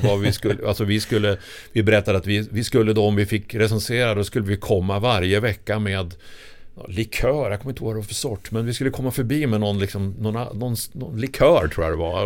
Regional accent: Sundsvall, Västernorrland County, Sweden; moved away as an adult; now in Stockholm, Sweden; Jag kommer från Sundsvall. Eh, och flyttade ner då 78

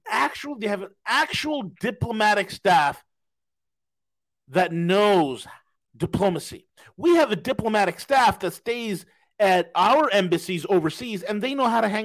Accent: Yorkshire and the Humber, United Kingdom; No, I'm not from Tennessee. I'm from Yorkshire. That I'm from Yorkshire. That's where I'm from. That this is how we speak.

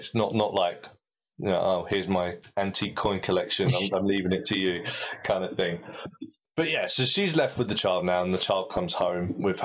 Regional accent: United Kingdom; As a British ear

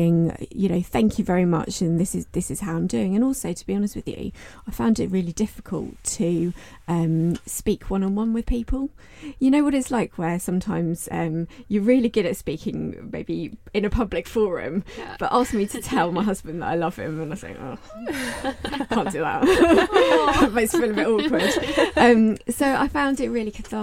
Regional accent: United Kingdom; us as a British reserve

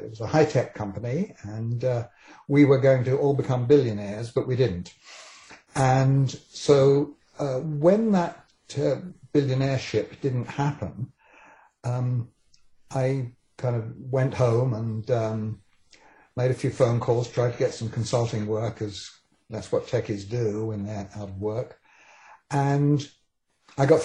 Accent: England, United Kingdom; accent: British; moved away as an adult; now in Vancouver, Canada; I was born in England and came here quite young. I was 27 when I came here

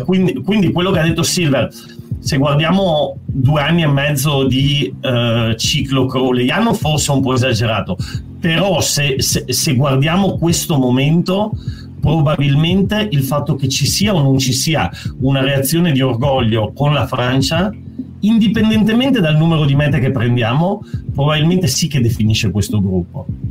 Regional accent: Italy; also born or lived in Lithuania

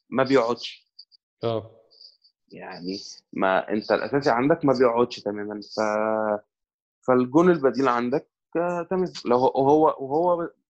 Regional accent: Egypt

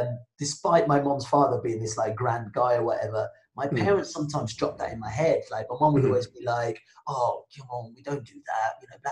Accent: Nigeria; first language Yoruba and English; I was born speaking both Yoruba and English, like that was my mother tongue. But I also speak English really well because, in Nigeria, because my parents are relatively middle class Nigerians

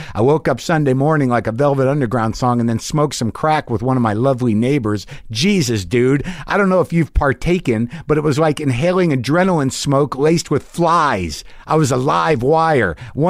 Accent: the South, United States; I'm a Southerner, and fuck, man, it isn't all picking crawdads out of the creek and barefoot playing.

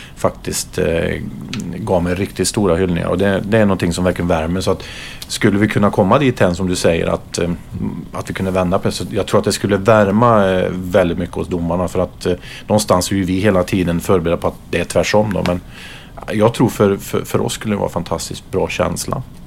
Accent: Karlstad, Värmland, Sweden; jag spelade upp till junioråldern hemma i Karlstad

